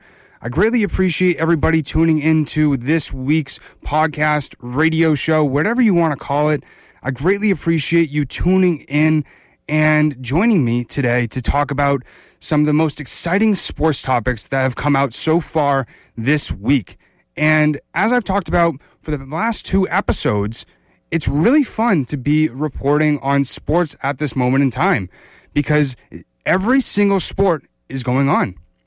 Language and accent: English; New England, United States; I grew up in New England.